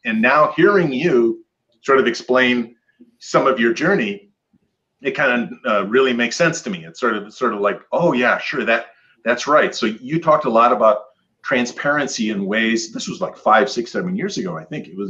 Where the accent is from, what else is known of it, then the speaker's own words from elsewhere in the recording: Michigan, United States; I grew up in Michigan, and I have lots of Scandinavian family